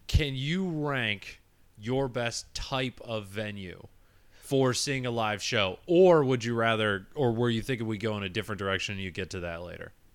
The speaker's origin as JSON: {"language": "English", "region": "Michigan", "country": "United States", "tie": "born or raised there"}